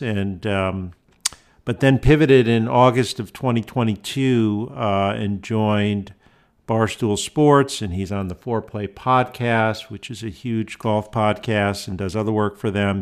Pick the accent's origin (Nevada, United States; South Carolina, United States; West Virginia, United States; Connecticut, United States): Connecticut, United States; West Hartford; I was born in West Hartford